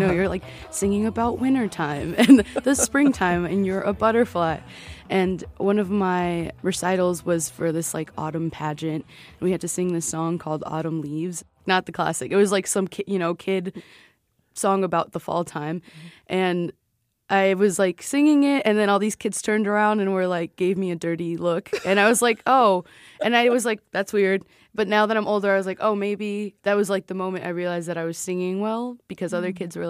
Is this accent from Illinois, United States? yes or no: yes; Chicago, Illinois, United States; We're from Chicago, we're here.